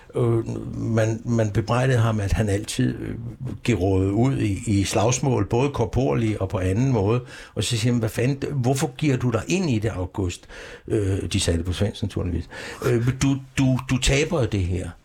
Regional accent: Copenhagen, Capital Region of Denmark, Denmark; also born or lived in Aarhus; Jeg er opvokset på Vesterbro i København. Jeg er virkelig Vesterbro, da jeg kom til byen, da, da, da jeg var seks år

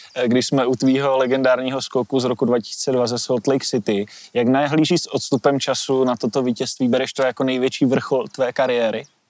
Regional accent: Šumperk, Olomouc Region, Czechia; oba dva jsme rodáci ze Šumperka

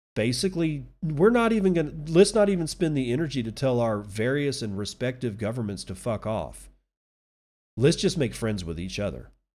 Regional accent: Texas, United States; I'm a Texan

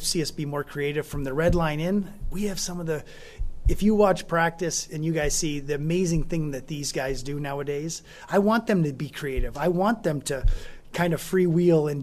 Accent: United States; now in Calgary, Canada; I'm American

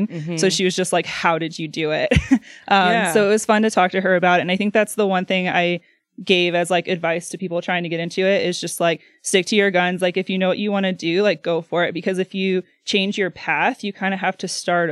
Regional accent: Antwerp, Ohio, United States; moved away as an adult; also born or lived in Louisiana; now in Idaho, United States; I grew up in a really small town in Ohio. It was called Antwerp.

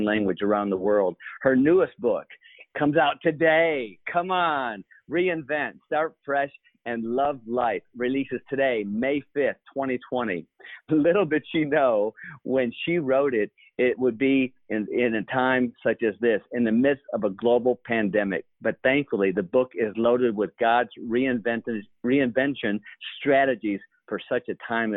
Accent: Grand Blanc, Michigan, United States; moved away as an adult; I'm originally from Michigan

